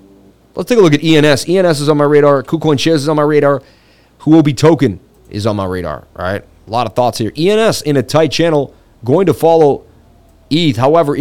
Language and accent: English; Las Vegas, Nevada, United States; Ate it all the time growing up in Vegas.